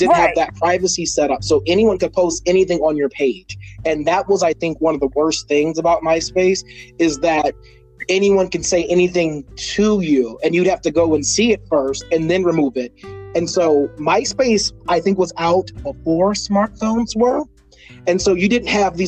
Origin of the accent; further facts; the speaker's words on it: Texas, United States; growing up in Texas, being both black and very effeminate